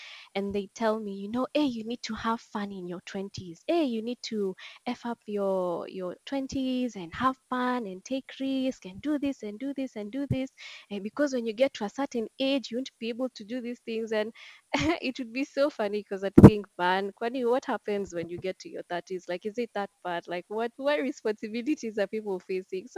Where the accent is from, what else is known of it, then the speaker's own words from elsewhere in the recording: Nairobi, Kenya; I'm from Nairobi, Kenya.